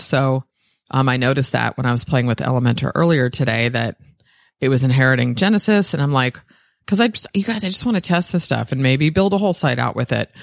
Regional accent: San Francisco, California, United States; I was born in San Francisco, sixth generation.

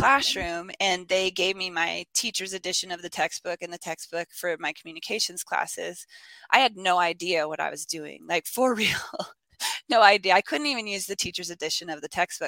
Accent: Spokane, Washington, United States; moved away as an adult; also born or lived in Armenia / Texas / Japan / New York; my hometown of Spokane

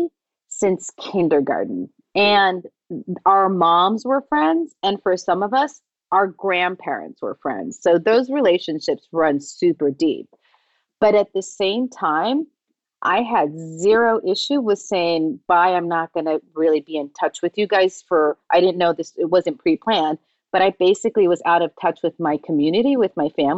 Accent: Tijuana, Baja California, Mexico; moved away; I wanted something different to what I was exposed to in my hometown of Tijuana.

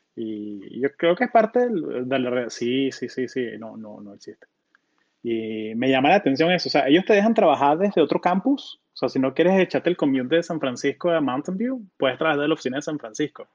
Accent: Colombia; also born or lived in Florida; now in Silicon Valley, United States

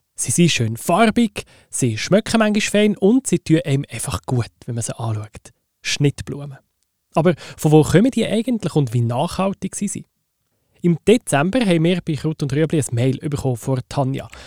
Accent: Switzerland; die wir Schweizerinnen und Schweizer

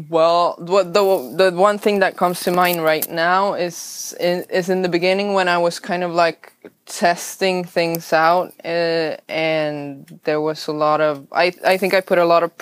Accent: northern Sweden, Sweden; first language Swedish; English is a second language; moved away as an adult; now in Playa Gigante, Nicaragua; I'm born in Sweden, okay. and north of Sweden, but I've been here for five years.

